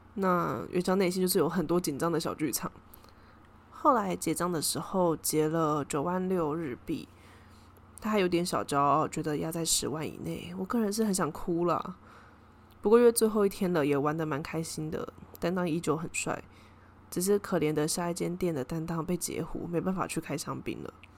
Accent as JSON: {"language": "Chinese", "country": "Taiwan", "said": "我是从台湾来的"}